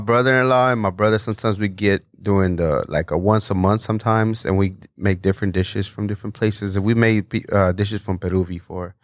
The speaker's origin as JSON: {"language": "English", "country": "Mexico", "second_language": "English", "moved": "yes", "lives_now": "United States", "said": "I'm originally from Mexico, so I had to migrate illegally"}